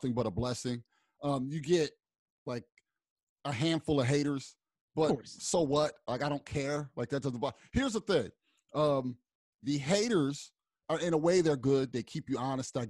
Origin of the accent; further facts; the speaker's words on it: Pennsauken, New Jersey, United States; I'm from Pensauken.